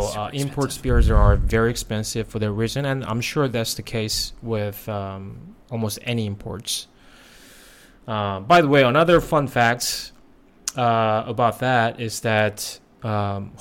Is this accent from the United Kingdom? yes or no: no; South Korea; also born or lived in United States; now in Thailand; I grew up in Korea